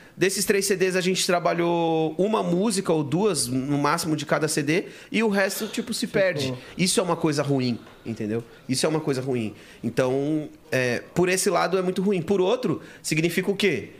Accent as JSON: {"language": "Portuguese", "region": "São Paulo", "country": "Brazil", "tie": "born or raised there", "said": "eu nasci no Jaçanã"}